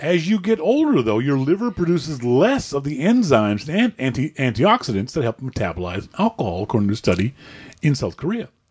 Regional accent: Nova Scotia, Canada; as a Canadian, as, as a Nova Scotianer

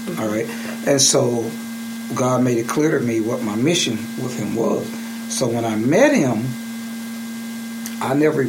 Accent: Birmingham, Alabama, United States; And I'm from Birmingham.

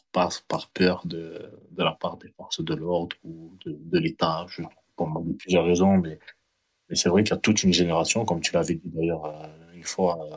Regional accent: France; je vis à l'étranger, donc je vis en France et tout. Et je, voilà, je suis né en France et tout.

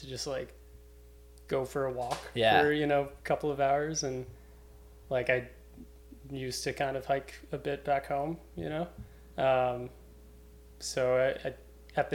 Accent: Cape Breton, Nova Scotia, Canada; also born or lived in New Zealand; now in Halifax, Canada; I'm from Cape Breton, but been living in Halifax for like 7 years

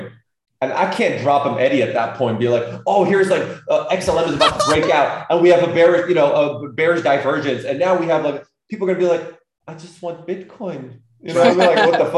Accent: California, United States; moved away as an adult; now in Belgium; I was still in Cali back in 2015, you know what I mean? Because that's where I kind of grew up.

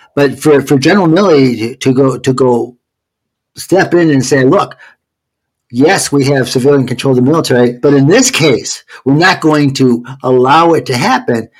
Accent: Georgia, United States; I'm from Georgia now

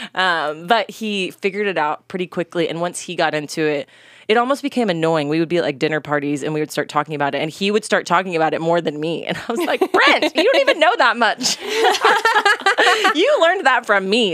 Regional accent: North Texas, United States; I'm from Texas, born and bred in kind of the North Texas area

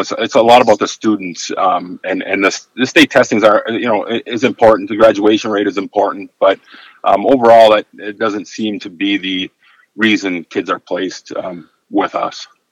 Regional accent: Upper Michigan, United States; I, I, was born and raised in Upper Michigan, a small little town, and, and I've been lucky enough to uh, work in the same small town

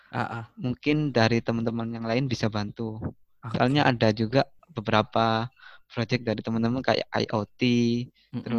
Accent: Pasuruan, East Java, Indonesia; now in Jakarta, Indonesia; kalau aku ditanyain gitu jujur aku minder aku malu kalau aku jawab dari Pasuruan karena aku mikirnya mereka bakal nggak tahu

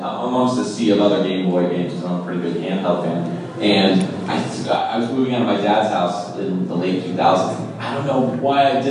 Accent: Connecticut, United States; I'm from here

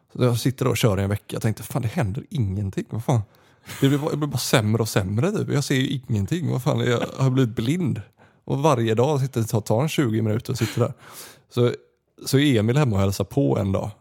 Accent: Gothenburg, Västra Götaland, Sweden; moved away as an adult; also born or lived in Austria / Canada; hemma i Göteborg när jag bodde hos morsan

